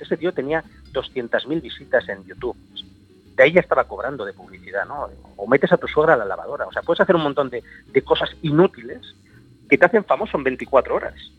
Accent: Barcelona, Catalonia, Spain; yo vengo de Barcelona, del barrio de Gracia

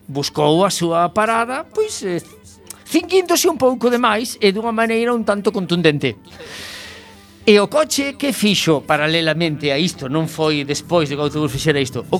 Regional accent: Vigo, Galicia, Spain; son de Vigo. y en Vigo conducimos ben.

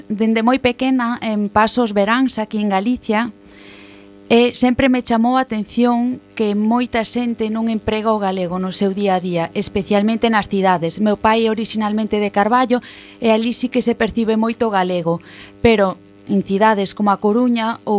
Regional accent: Basel, Basel-Stadt, Switzerland; Eu veño de Basilea, en Suiza, e son filla de galego, e miña nai é suiza.

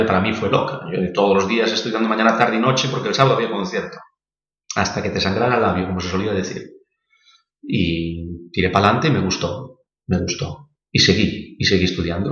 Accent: Galicia, Spain; como buen gallego había que trabajar el campo

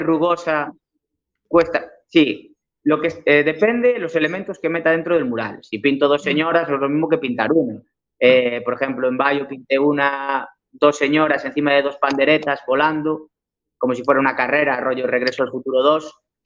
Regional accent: Cambre, Galicia, Spain; yo soy gallego, ¿eh? nací en Cambre, viví toda mi vida aquí

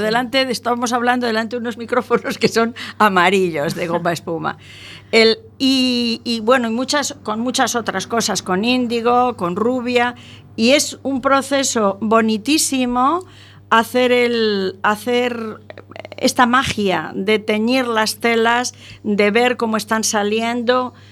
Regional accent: Albacete, Castilla-La Mancha, Spain; yo nací en Albacete

